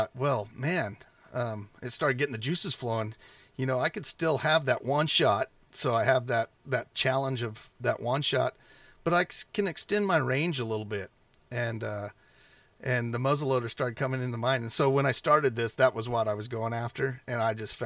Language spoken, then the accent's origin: English; United States; where I grew up around the Klamath tribe and the Modocs and the Modoc War